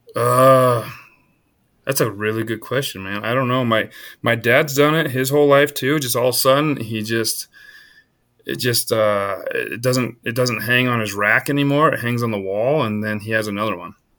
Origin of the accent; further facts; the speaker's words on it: Iowa, United States; now in Colorado, United States; I was born in Iowa. So I grew, I grew up in the heart of the, uh, the whitetail hardwoods